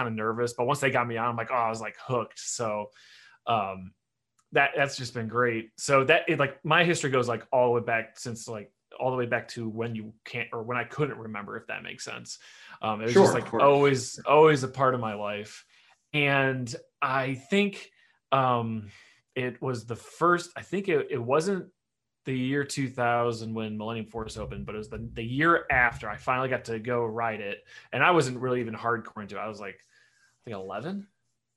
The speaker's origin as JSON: {"language": "English", "town": "Detroit", "region": "Michigan", "country": "United States", "said": "I'm obviously from Detroit, and Cedar Point's about 2-hour drive from us. So we would go down there every summer"}